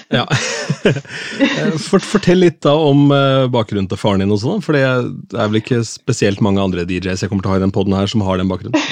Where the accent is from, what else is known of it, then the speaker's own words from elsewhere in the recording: Askim, Østfold, Norway; also born or lived in Sarpsborg; jeg er jo fra Askim, men er født i Sarpsborg